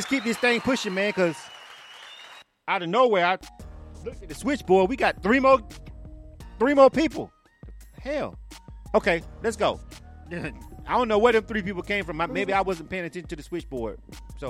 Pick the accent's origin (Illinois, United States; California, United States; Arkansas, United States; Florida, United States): Florida, United States; I'm from Florida.